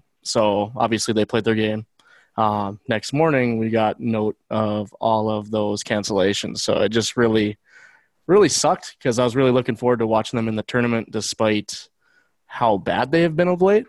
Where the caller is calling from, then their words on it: Bismarck, North Dakota, United States; I'm calling from Bismarck, North Dakota.